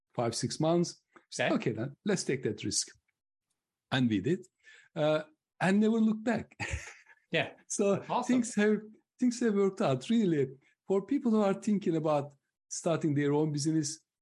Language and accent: English; Turkey; moved away as an adult; now in United Kingdom; I'm originally from Turkey, but I lived longer in the UK than I lived in Turkey